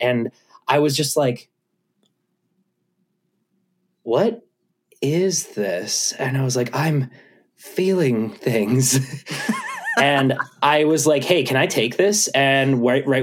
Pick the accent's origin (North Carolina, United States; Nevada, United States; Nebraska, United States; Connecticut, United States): Connecticut, United States; Litchfield; I grew up in Connecticut